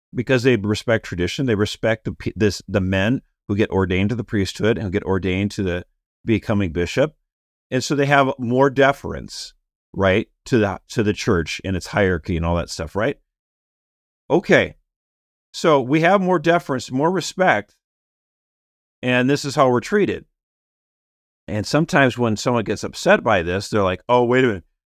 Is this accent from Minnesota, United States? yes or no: yes; Minneapolis, Minnesota, United States; my hometown in Minneapolis